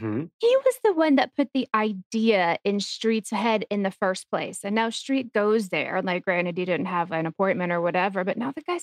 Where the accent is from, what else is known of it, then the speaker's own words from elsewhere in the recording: New York City, New York, United States; as a New Yorker